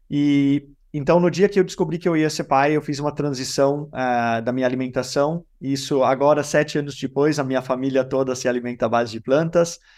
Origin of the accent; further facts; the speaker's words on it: Denmark; now in Brazil; Eu moro no Brasil há 14 anos, eu sou dinamarquês brasileiro